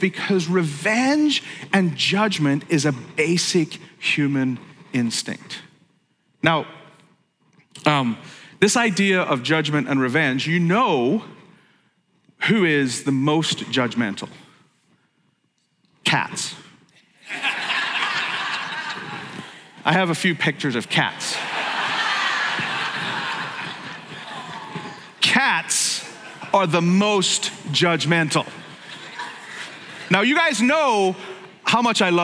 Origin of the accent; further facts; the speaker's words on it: Belfast, Northern Ireland, United Kingdom; moved away as an adult; now in United States; I grew up in Belfast